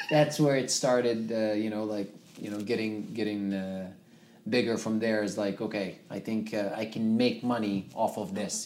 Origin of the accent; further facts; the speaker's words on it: Zuwara, Nuqat al Khams, Libya; first language Tamazight; English is a second language; moved away as an adult; also born or lived in Ottawa, Canada; now in Atlantic Canada; I grew up in Libya. Okay. My city is called Zwara. Yeah, I am native North African, so my uh, first language is uh, Tamazight.